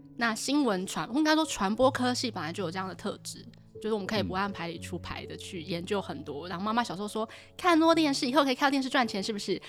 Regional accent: Taipei, Taiwan; moved away as an adult; also born or lived in Tainan / Taoyuan; 我是在台北长大

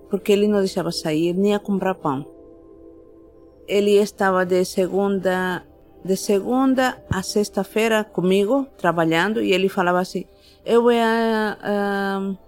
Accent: La Paz, Bolivia; Portuguese is a second language; now in Brazil; Eu sou de La Paz, Bolívia.

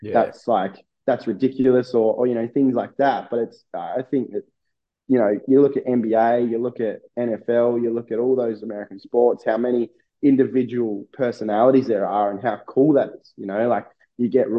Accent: Australia; born or raised there

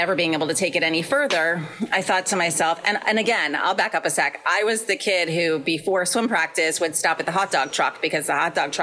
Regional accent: New York, United States; moved away as an adult; now in Connecticut, United States; I grew up in New York, and I actually live in Connecticut now. So I literally live about 30 minutes from where I grew up

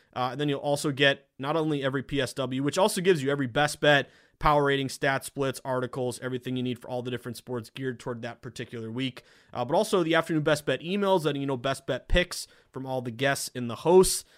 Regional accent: Massachusetts, United States; my home state, I love my state

